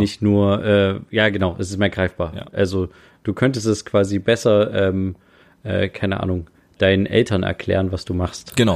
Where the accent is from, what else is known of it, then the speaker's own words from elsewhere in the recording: Germany; moved away as an adult; now in Japan; bei uns in Deutschland